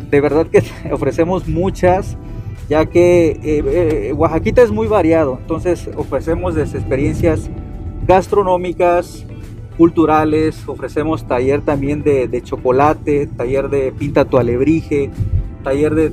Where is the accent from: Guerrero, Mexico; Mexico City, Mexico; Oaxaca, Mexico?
Oaxaca, Mexico; explorando lo que es eh, la historia real de nosotros, tanto como oaxaqueños como mexicanos.